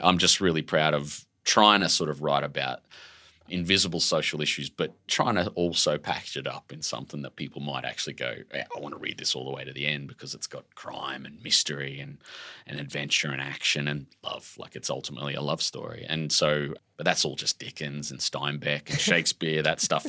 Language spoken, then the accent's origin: English; Brisbane, Queensland, Australia; your hometown, like your home suburb, and, and we lived in this little shitbox housing commission, red brick home, raised by my dad